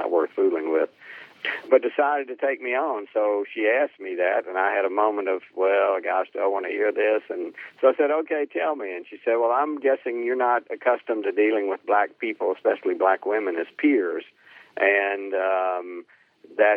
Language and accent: English; Helena, Arkansas, United States; I grew up in Helena, Arkansas, which is on the Mississippi River Delta, about 50 miles south of Memphis.